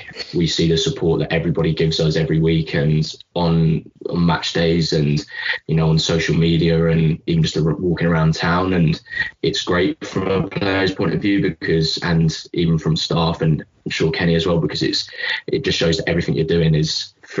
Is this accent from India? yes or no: no; England, United Kingdom; now in Larne, United Kingdom; I think I came from England and I've lived in Larne now for 2-3 years